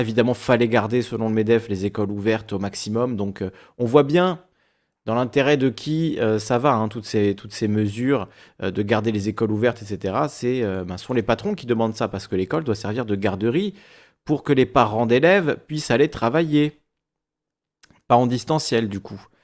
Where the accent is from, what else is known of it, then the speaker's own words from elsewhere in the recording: Corsica, France; je suis corse